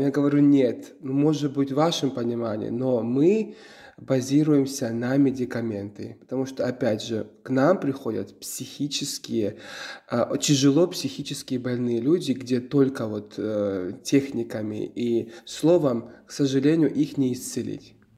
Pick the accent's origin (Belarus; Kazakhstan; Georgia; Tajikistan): Georgia; Russian is a second language; moved away; also born or lived in Ukraine; мой родной язык не русский, вы забыли это сказать, потому что я э, грузин